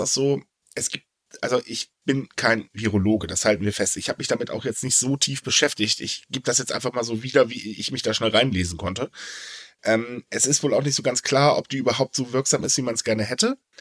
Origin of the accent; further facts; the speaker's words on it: North Rhine-Westphalia, Germany; bei uns in NRW